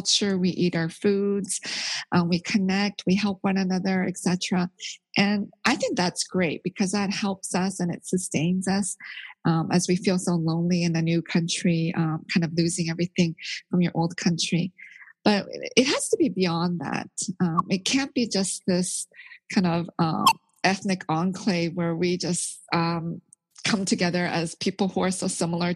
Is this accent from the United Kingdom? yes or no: no; Canada; moved away as an adult; also born or lived in Korea; now in United States; I was born in Korea, but I grew up in Canada. And then now I'm living in the States